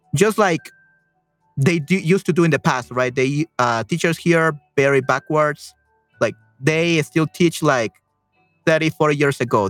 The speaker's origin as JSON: {"language": "English", "country": "El Salvador", "said": "Uh, soy de El Salvador. I'm from El Salvador."}